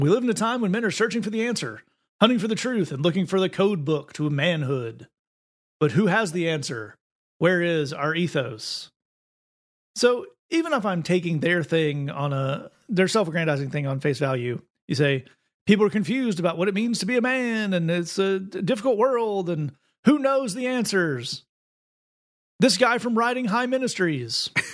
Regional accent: East Tennessee, United States; I grew up in East Tennessee

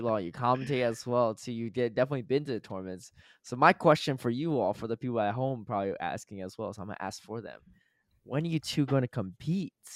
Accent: Connecticut, United States; moved away; I grew up in Connecticut

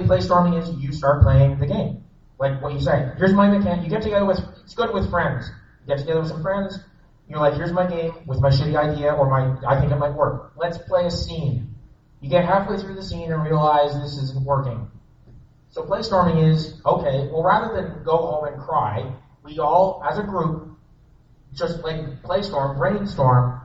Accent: Canada; I'm Canadian.

